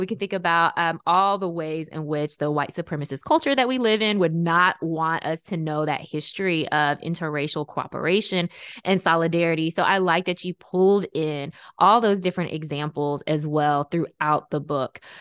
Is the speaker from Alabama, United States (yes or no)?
no; Memphis, Tennessee, United States; I grew up in Memphis, Tennessee